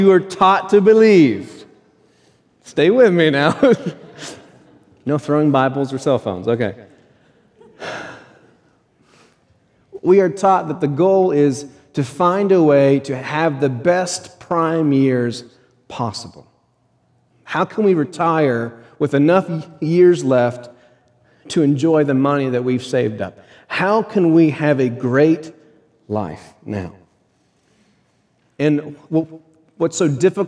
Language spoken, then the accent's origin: English; United States; We are American